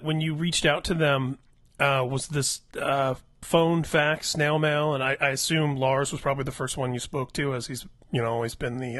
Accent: Midwest, United States; I grew up in the Midwest and I discovered … around 86.

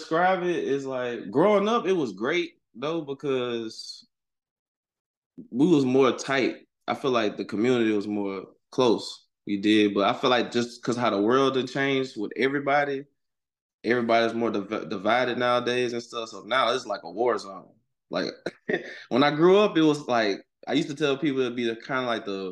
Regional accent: Monroe, Louisiana, United States; I'm from Monroe, Louisiana, and I just made 30 years old.

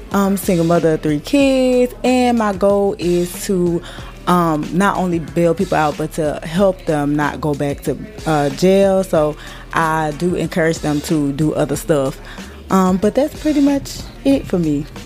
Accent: South Carolina, United States; starting with South Carolina because that's my home state

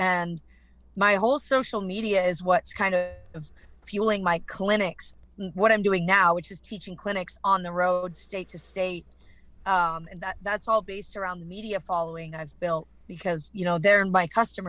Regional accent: British Columbia, Canada; accent: Canadian; moved away as an adult; now in Texas, United States; So I'm from Canada. Okay. I was in BC all my life, but I've recently moved to Texas.

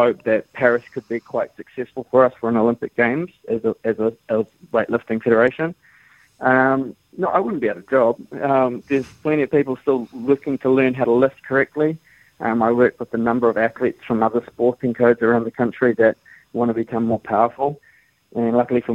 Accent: New Zealand; Being proud Kiwi country kid, grew up, did the hard work

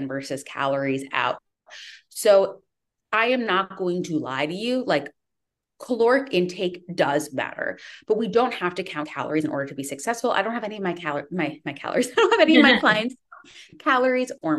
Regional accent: Connecticut, United States; also born or lived in Midwest / Northern California; now in California, United States; I am from Connecticut

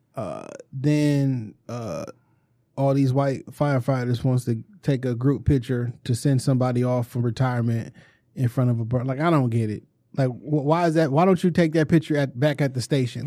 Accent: Detroit, Michigan, United States; Warwick, you know, I grew up on Plainview.

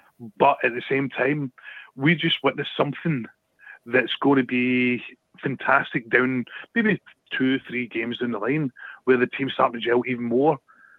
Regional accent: South East England, United Kingdom; So it's Hampshire, Al.

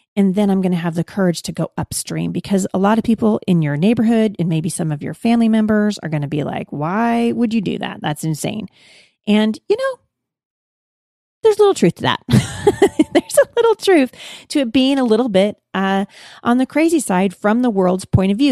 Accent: Pacific Northwest, United States; I'm from the Pacific Northwest

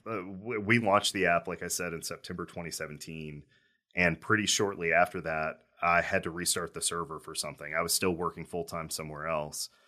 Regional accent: Owensboro, Kentucky, United States; growing up in Owensboro, I was around hunting

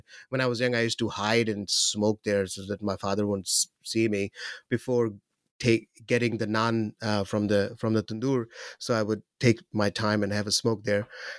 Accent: Pakistan; I'll focus on Pakistan more because I'm from Pakistan and I'm from Pakistan.

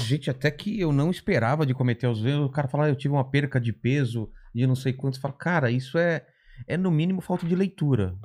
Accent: ABC Paulista, São Paulo, Brazil; Eu já sou do ABC, já era distante de São Paulo

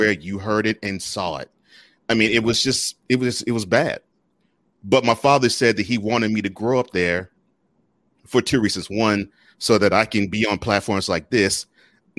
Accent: Houston, Texas, United States; now in Mount Juliet, United States; I grew up in Houston

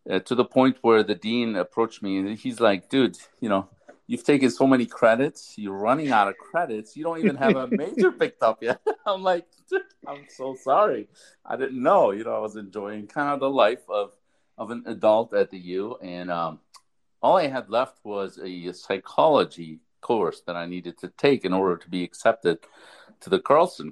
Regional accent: Lebanon; now in Minnesota, United States; I'm originally from Lebanon. I've been in Minnesota for 32 years. I've immigrated during the Civil War in Lebanon

